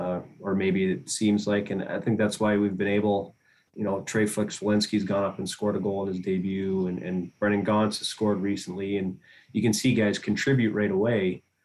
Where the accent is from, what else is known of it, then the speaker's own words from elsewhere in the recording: Edmonton area, Alberta, Canada; moved away as an adult; in Edmonton was my hometown kind of area team